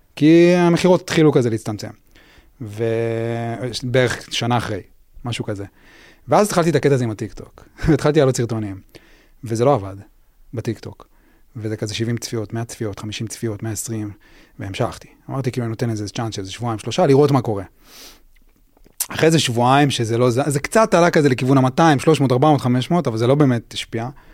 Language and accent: Hebrew; Even Yehuda, Central District, Israel; also born or lived in Tel Aviv; גדלתי באבן יהודה